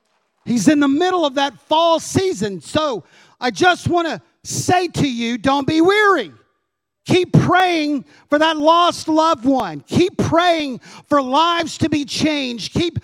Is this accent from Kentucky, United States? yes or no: yes; Kentucky, United States; We came from Kentucky. We were on the border of Indiana. Lots of farms.